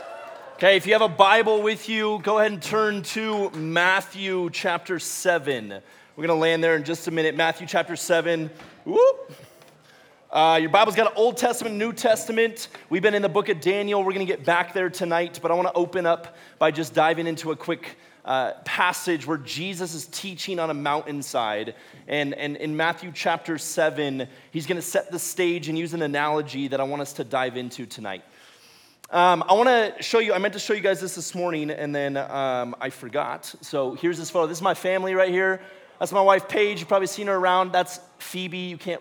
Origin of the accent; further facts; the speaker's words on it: Ecuador; I grew up in Ecuador. I spent a fair amount of time down there from the time I was 7 to when I graduated high school.